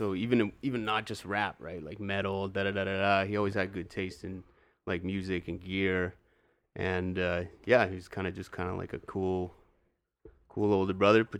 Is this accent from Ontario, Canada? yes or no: no; Churchill, Manitoba, Canada; also born or lived in West Coast; Born on the West Coast, but Churchill is all I know, all I remember.